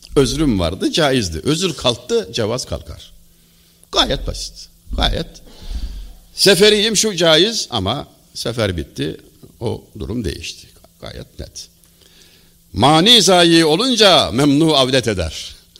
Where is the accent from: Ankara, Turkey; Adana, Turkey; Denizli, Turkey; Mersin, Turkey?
Denizli, Turkey; also born or lived in Çameli, Denizli; Denizliliyim ben.